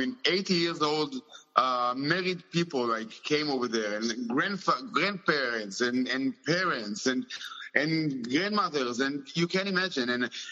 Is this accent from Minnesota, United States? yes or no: no; New York, United States; born there; I was born in New York.